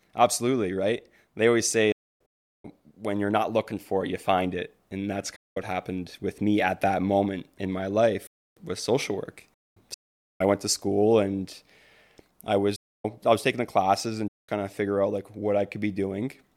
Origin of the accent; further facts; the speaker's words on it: Windsor, Ontario, Canada; I was raised in Windsor, Ontario